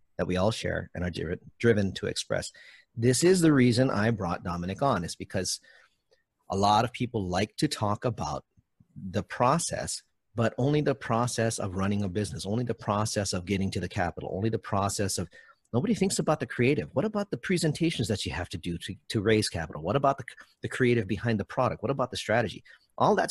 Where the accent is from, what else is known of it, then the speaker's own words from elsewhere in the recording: Hawaii, United States; I'm from Hawaii